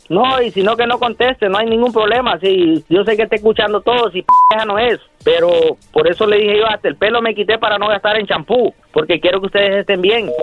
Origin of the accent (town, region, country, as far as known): Honduras; moved away as an adult; now in United States